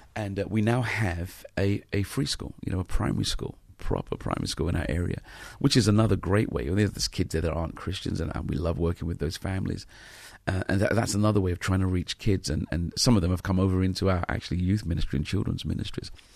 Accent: London, United Kingdom

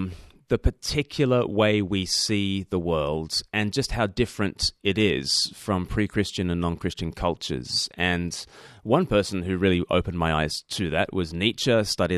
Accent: Australia; now in Eastbourne, United Kingdom; Yes, I don't speak with an accent because I'm Australian, so that's a bit confusing for people. Although Australians think I sound like a pom, and the English think I sound like a convict, so it's the worst of all worlds. I live on the south coast of England in a place called Eastbourne

